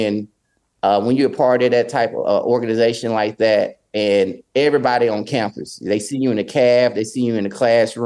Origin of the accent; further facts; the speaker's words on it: Clarksdale, Mississippi, United States; my hometown